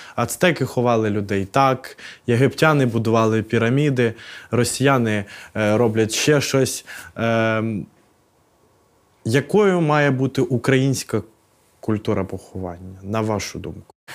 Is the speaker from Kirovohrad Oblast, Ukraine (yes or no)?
no; Odesa Oblast, Ukraine; Я виріс на Одещині